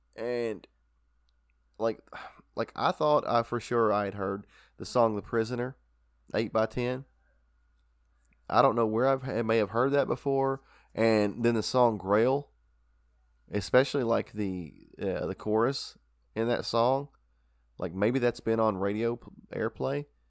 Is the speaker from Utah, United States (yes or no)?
no; Kentucky, United States; We're from Kentucky